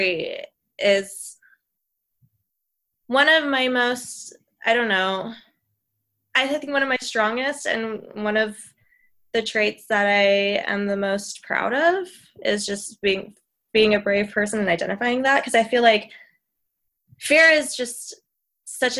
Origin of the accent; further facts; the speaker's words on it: Phoenix, Arizona, United States; now in Los Angeles, United States; in my hometown, Phoenix